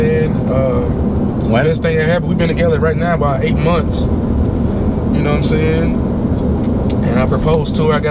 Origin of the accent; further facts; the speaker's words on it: Alabama, United States; accent: Alabama accent; also born or lived in Chicago; now in Fort Myers, United States; I'm from Alabama. I was raised in Alabama